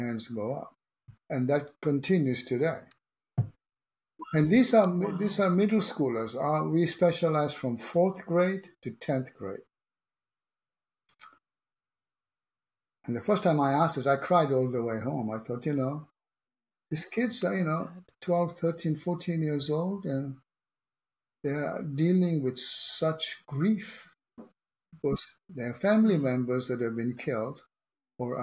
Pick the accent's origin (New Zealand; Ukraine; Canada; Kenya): Kenya; now in San Diego, United States; I was born in Kenya